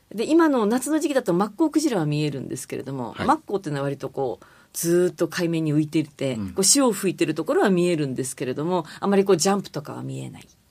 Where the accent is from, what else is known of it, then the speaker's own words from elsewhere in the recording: Sapporo, Hokkaido, Japan; now in Tokyo, Japan; 私はあのもともと札幌出身でずっと若い頃銀行員やってた